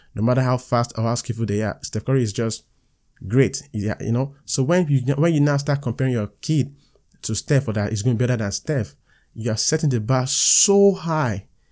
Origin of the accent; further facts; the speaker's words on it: Nigeria; I'm a Nigerian